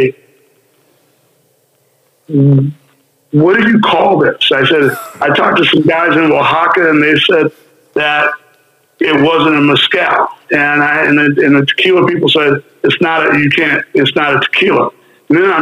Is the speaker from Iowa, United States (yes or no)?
no; Minnesota, United States; I'm from Minnesota